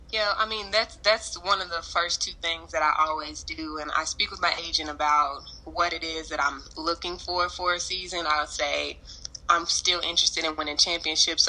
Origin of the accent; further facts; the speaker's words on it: Lexington, Kentucky, United States; also born or lived in United Kingdom; I'm a Lexington, Kentucky native. I moved here when I was in the sixth grade, so this is pretty much my home base